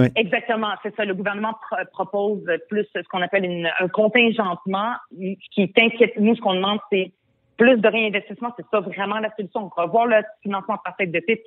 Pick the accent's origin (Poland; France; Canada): Canada; Montreal, Quebec; French is a second language; je suis arrivée au Québec à l'âge de 10 ans. Je ne parlais pas un mot de français.